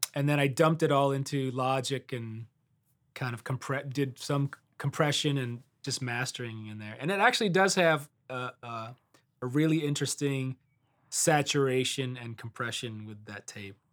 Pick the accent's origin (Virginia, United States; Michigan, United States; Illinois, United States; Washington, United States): Michigan, United States; Detroit; moved away as an adult; also born or lived in Miami / Los Angeles; now in Nashville, United States; I'm originally from Detroit